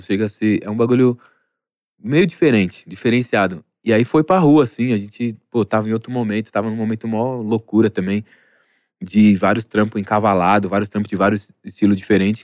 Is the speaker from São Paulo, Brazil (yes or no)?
yes; São Paulo, Brazil; eu sou da Vila Maria